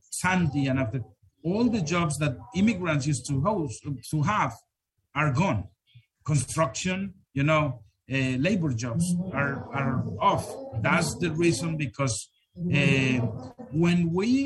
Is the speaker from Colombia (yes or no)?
yes; Colombia; English is a second language; moved away as an adult; now in United States; I grew up in Colombia in a city that was hard hit for a volcano eruption back in 1985